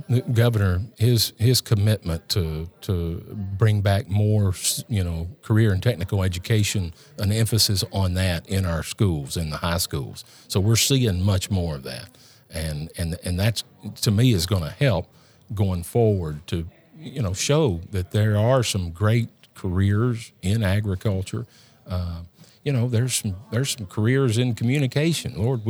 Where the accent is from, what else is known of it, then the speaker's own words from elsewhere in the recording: Fayetteville, Tennessee, United States; Well, I grew up in Lincoln County, Tennessee. I have to tell everybody I grew up in Lincoln County, Fayetteville, Tennessee.